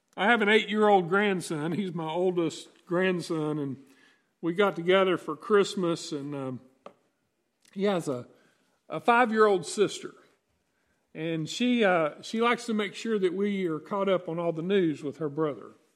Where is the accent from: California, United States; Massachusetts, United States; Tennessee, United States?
Tennessee, United States; East; also born or lived in Virginia; I grew up in East Tennessee and, and the mountains of, uh, Virginia.